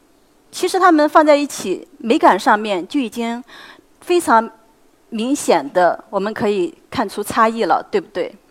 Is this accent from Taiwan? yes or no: no; China; 我们中国人